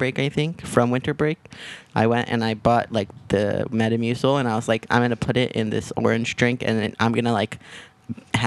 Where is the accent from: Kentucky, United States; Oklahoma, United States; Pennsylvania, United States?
Oklahoma, United States; I'm from Oklahoma